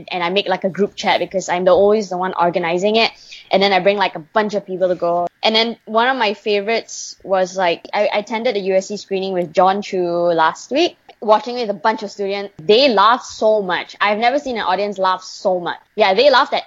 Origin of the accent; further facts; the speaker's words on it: Malaysia; I was born and raised in Malaysia